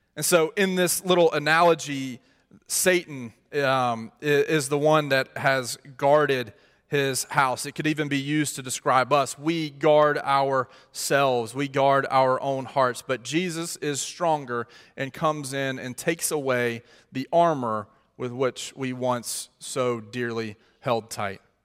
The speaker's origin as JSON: {"language": "English", "region": "Mississippi", "country": "United States", "moved": "yes", "said": "I'm from Mississippi"}